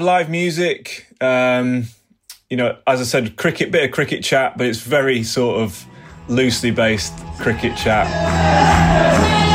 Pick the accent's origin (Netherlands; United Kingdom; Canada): United Kingdom; England; being an Englishman